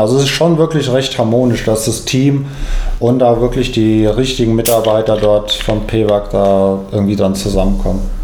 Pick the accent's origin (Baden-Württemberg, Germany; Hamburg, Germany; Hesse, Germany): Hesse, Germany; Frankfurt; in Frankfurt, was ja mehr oder weniger meine Heimatstadt ist